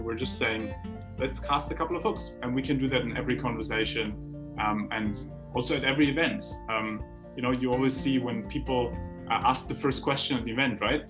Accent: Heidelberg, Baden-Württemberg, Germany; when I grew up in Heidelberg, we had a philosopher's way.

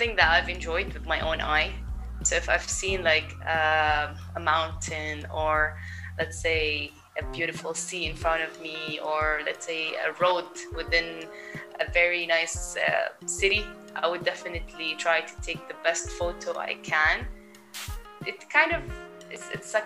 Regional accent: Jordan; also born or lived in Berlin, Germany; I've lived in Jordan my whole life. I was born here.

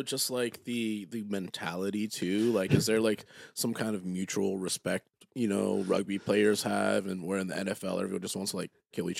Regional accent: Monroeville, Pennsylvania, United States; also born or lived in McKeesport, Pennsylvania / Bradford, Pennsylvania; But I grew up in Monroeville.

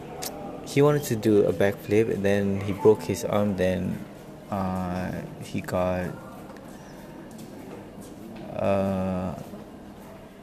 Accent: Malaysia; first language English; My first language that I speak is English because I returned to Malaysia when I was 8 years old

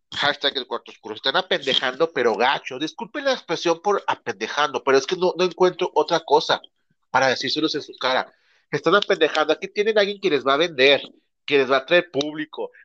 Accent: Mexico; accent: Mexican Spanish; nosotros somos la cultura mexicana

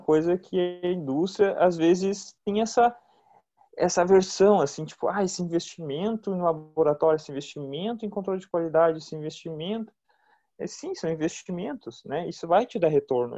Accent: Brazil; como brasileiros

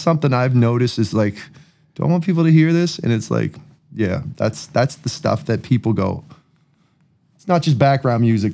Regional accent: Enfield, Nova Scotia, Canada; I'm from the East Coast

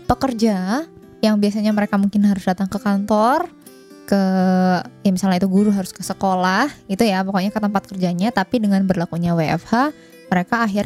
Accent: Indonesia; ya kan saya Jawa tuh, lain bapak

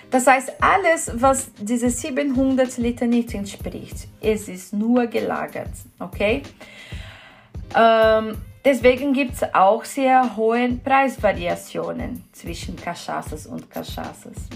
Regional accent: São Paulo, Brazil; German is a second language; Ja, wo ich herkomme, ich komme aus São Paulo, benutzt man sehr gern Jequitibá oder, oder äh, Amendoim.

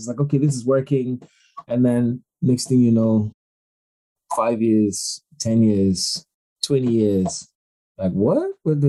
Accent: Ghana; Cause of Money absolutely was just us reimagining what life was like growing up in Ghana in high school

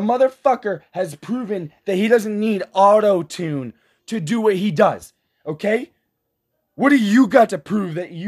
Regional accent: United States; we as American citizens

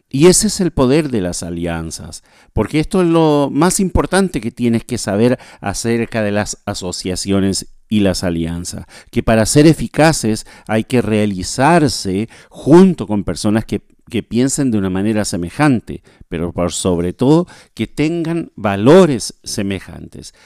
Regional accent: Chile; now in Asunción, Paraguay; soy chileno, vivo en, vivo en Paraguay

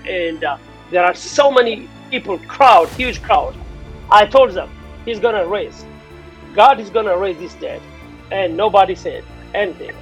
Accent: Addis Ababa, Ethiopia; moved away; born and raised in Addis

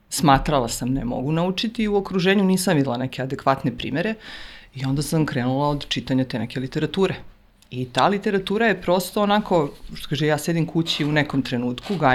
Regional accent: Užice, Zlatibor District, Serbia; mi smo iz Užica

